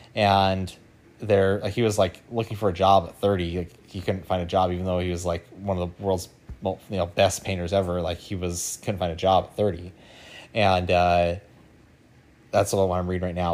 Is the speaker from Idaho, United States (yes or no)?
yes; Idaho, United States; moved away; I grew up in Idaho